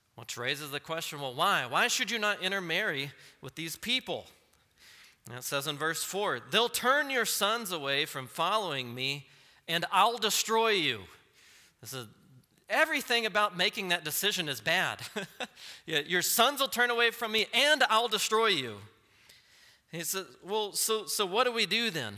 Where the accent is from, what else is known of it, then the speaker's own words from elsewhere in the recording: Texas, United States; I'm from Texas